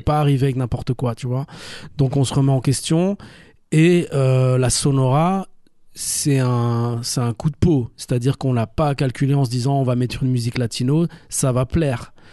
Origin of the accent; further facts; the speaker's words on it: Brussels, Brussels-Capital Region, Belgium; also born or lived in Namur; Moi je suis un Bruxellois, je suis un Bruxellois qui est liégeois d'adoption